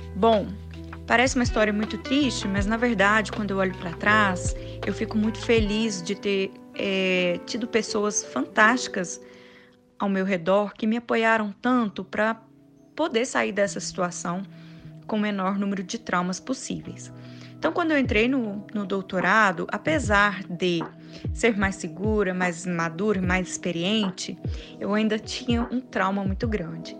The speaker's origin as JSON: {"language": "Portuguese", "region": "interior of Minas Gerais", "country": "Brazil", "tie": "born or raised there", "also_born_or_lived": "Viçosa", "said": "eu venho de um, uma região do interior de Minas Gerais, uma cidade pequenininha, com quinze mil habitantes"}